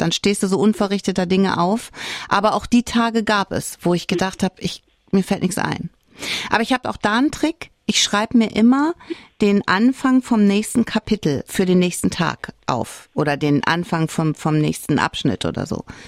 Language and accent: German; Saarland, Germany; hier bei uns im Saarland